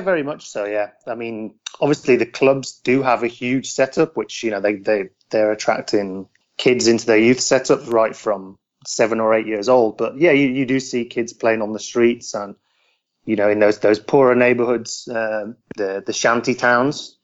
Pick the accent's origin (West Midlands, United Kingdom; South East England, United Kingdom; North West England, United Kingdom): West Midlands, United Kingdom; near Telford, Shropshire; moved away as an adult; also born or lived in London; now in Buenos Aires, Argentina; I'm English. I live in Argentina now with my wife, but yeah, I mean, I grew up, spent my first 20 years in the UK, just from a small town near Telford in Shropshire